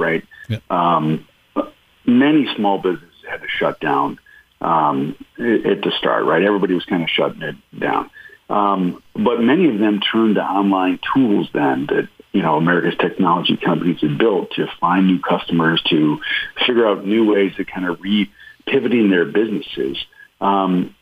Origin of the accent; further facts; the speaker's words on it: Michigan, United States; moved away; There's a cheese shop in my hometown of Michigan